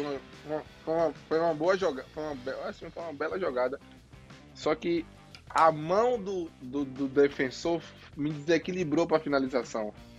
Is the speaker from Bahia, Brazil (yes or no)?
yes; Bahia, Brazil; Eu sou Bahia, eu sou baiano.